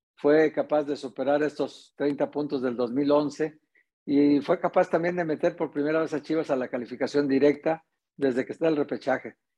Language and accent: Spanish; Guadalajara, Jalisco, Mexico; tú y yo que somos de aquí de Guadalajara